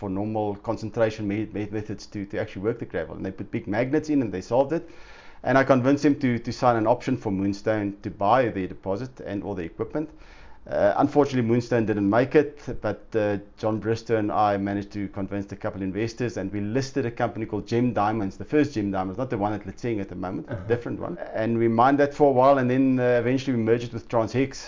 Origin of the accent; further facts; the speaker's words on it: Uitenhage, Eastern Cape, South Africa; I grew up in the Eastern Cape in a town called Uitenhage, or Kariga as it's called now.